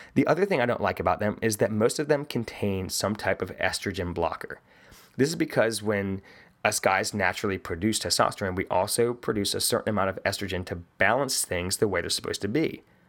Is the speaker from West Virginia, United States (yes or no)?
yes; West Virginia, United States; I'm from West Virginia